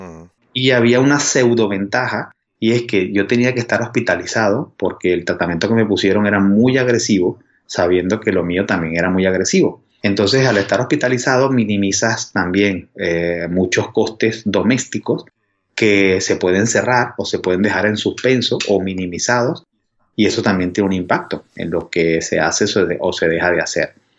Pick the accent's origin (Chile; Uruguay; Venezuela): Venezuela; accent: Venezuelan; moved away; antes de vivir aquí, pues vivía en Venezuela, por mi acento se ve